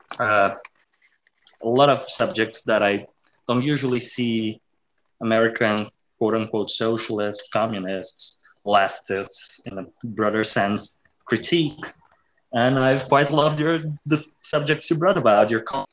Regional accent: South Brazil, Brazil; I'm from South Brazil.

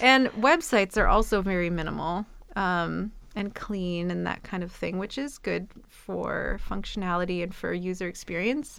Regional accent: Midwest, United States; I'm from the Midwest, and I feel like there's something about that kind of blue collar atmosphere

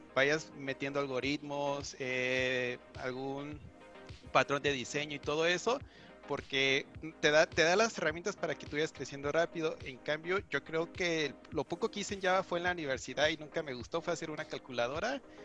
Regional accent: Guadalajara, Jalisco, Mexico; soy de aquí de Guadalajara

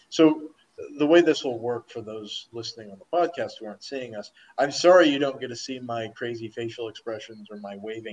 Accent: Omaha, Nebraska, United States; moved away; also born or lived in Malaysia; I'm from Omaha, anytime Omaha's mentioned in like a Hollywood film, they'll be like, oh, they said Omaha, that's us

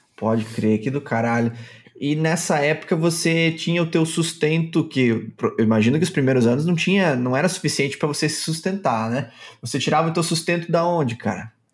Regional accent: Chapecó, Santa Catarina, Brazil; em Chapecó, na minha cidade

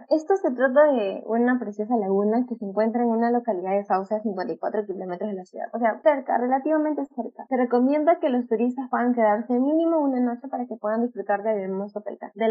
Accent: Lima, Peru; como limeña

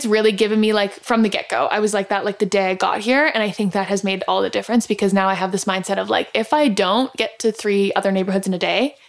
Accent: Toronto, Ontario, Canada; moved away as an adult; now in Paris, France; I grew up biking in Toronto.

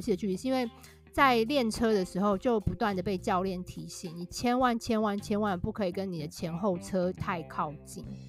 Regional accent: Taiwan; moved away as an adult; also born or lived in Shanghai; now in United Kingdom; 我们台湾人

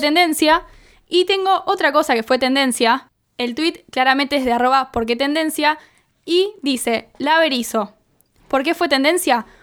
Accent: Argentina

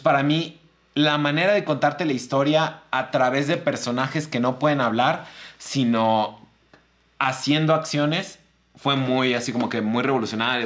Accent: Mexico; yo soy mexicano, o sea, yo sé cómo es mi abuelita

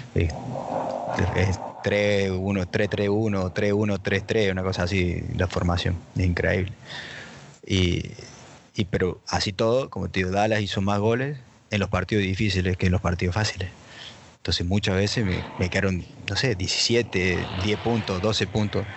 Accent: Argentina; moved away; Todavía no encontré otro argentino que viva fuera de Argentina

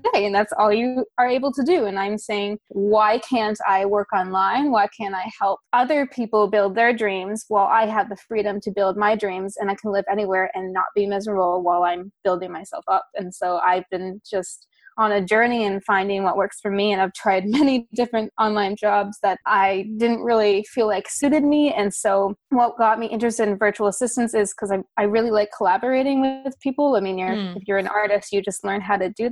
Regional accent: Toronto, Ontario, Canada; moved away as an adult; also born or lived in Thailand; I'm from Canada, originally Toronto, to be exact

